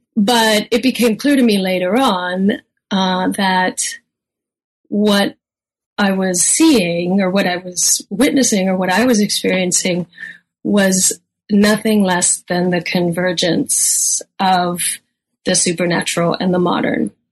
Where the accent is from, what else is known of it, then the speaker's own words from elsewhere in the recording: Seattle, Washington, United States; also born or lived in Germany / Hawaii / Philippines; I grew up mostly in Seattle, Washington